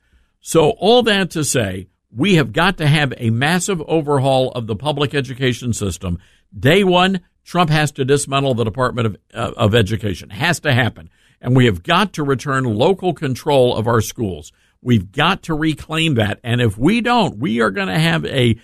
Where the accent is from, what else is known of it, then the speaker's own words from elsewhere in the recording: Memphis, Tennessee, United States; my hometown of Memphis, Tennessee